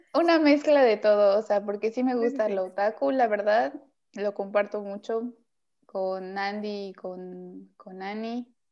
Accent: Veracruz, Mexico; also born or lived in Puebla; now in Mérida, Mexico; yo soy de Veracruz, viví en la ciudad del Camote, o sea, en Puebla, y ahora estoy en la ciudad de las Marquesitas

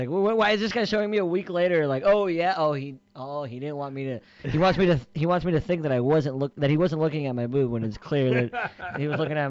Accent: Southern California, United States; moved away as an adult; now in Miami, United States; since I grew up in Southern California, I always assume the ocean's on the west.

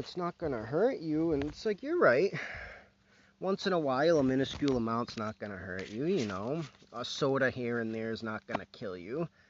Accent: United States

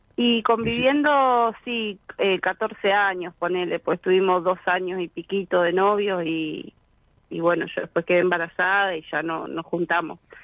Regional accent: Florencio Varela, Buenos Aires Province, Argentina; yo soy de acá de zona sur, Florencio Varela.

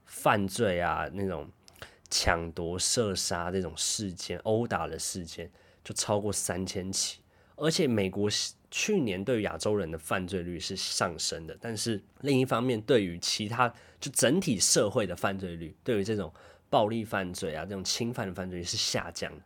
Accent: Taipei, Taiwan; now in Tokyo, Japan; 因为我台北人嘛

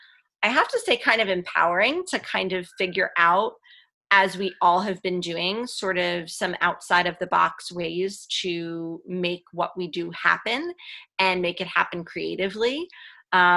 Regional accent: New Jersey, United States; moved away as an adult; also born or lived in Florida / Philadelphia; we're actually both from New Jersey

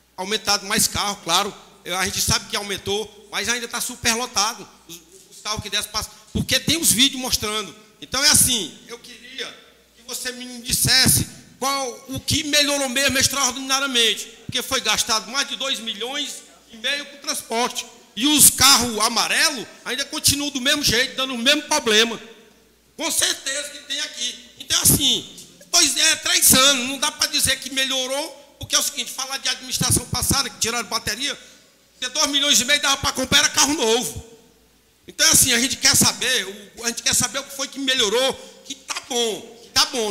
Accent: Meruoca, Ceará, Brazil; eu nasci, me criei aqui em Merox, sou matuto lá do sítio

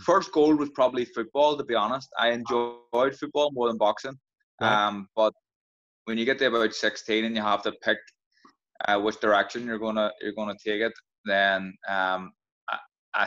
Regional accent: Belfast, Northern Ireland, United Kingdom; Grew up in a place called Tigers Bay, which is pretty rough, right on an interface in Belfast

